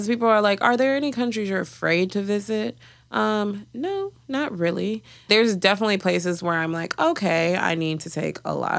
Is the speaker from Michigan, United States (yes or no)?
yes; Detroit, Michigan, United States; and you know, I grew up in Detroit. I'm Ugandan. I grew up in a like Ugandan slash Kenyan community.